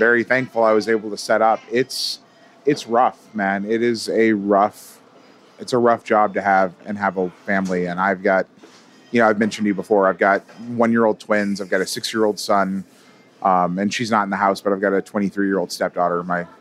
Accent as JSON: {"language": "English", "country": "United States", "tie": "born or raised there", "also_born_or_lived": "Southern California / Dallas, Texas", "moved": "as an adult", "lives_now": "Madison, Wisconsin, United States", "said": "I was born in Southern California"}